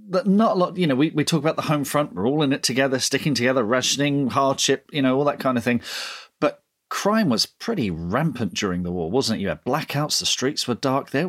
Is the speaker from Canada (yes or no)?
no; United Kingdom; And of course, because we're British, we discuss the weather.